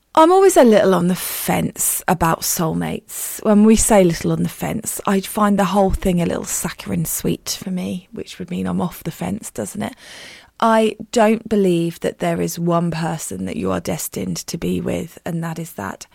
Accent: United Kingdom; as a Brit

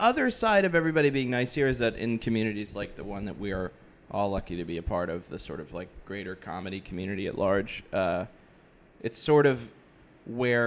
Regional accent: Massachusetts, United States; moved away; I hail from Massachusetts originally.

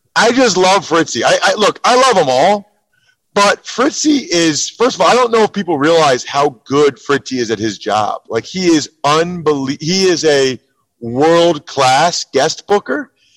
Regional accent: Pennsylvania, United States; I'm from Pennsylvania

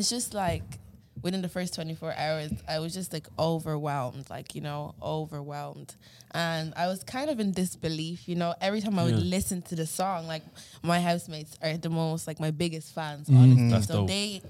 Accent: Drogheda, Leinster, Ireland; I'm from Drogheda.

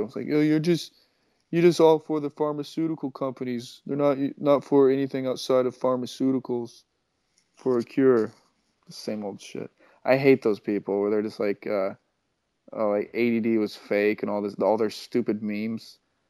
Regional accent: Kansas, United States; I'm from Kansas.

